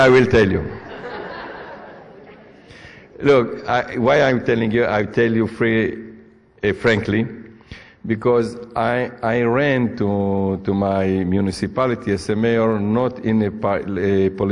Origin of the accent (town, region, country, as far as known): Israel; English is a second language